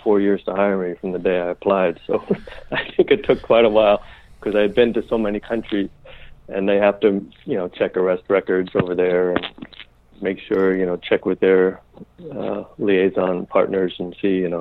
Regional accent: New York City, New York, United States; I was raised Catholic in New York City

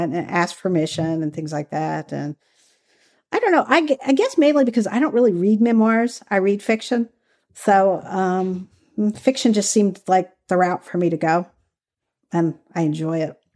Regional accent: Kentucky, United States; moved away; also born or lived in California; I grew up in Kentucky, so where I grew up, we didn't really have the whole activism community.

